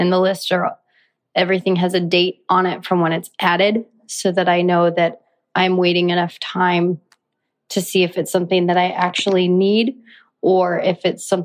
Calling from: Tempe, Arizona, United States; I am 27 from Tempe, Arizona, and I just had a comment.

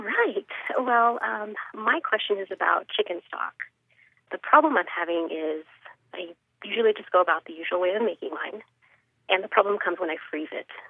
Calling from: Anaheim, California, United States; I'm calling from Anaheim, California.

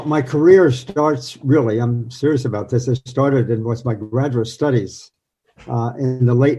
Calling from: New York, United States; In New York State.

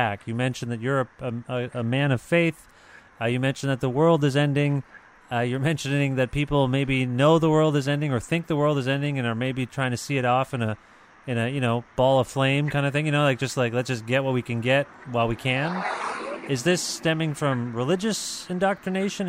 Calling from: Canada; I'm calling you from Canada

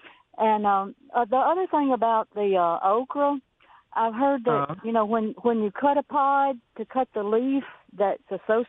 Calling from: Boonville, Mississippi, United States; Hey, I'm in Boonville.

